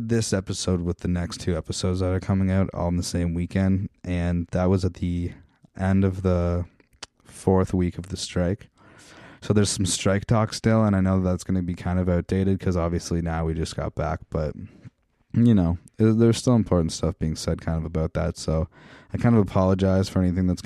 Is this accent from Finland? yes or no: no; Meaford, Ontario, Canada; my hometown of Meaford, Ontario